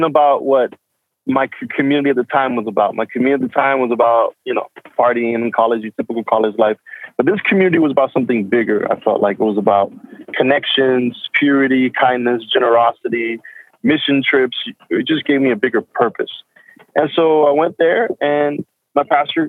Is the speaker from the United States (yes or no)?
yes; Miami, Florida, United States; moved away as an adult; also born or lived in Venezuela; So I'm half Venezuelan, half Guatemalan, but I grew up in Miami, so I spent 22 years living in Miami.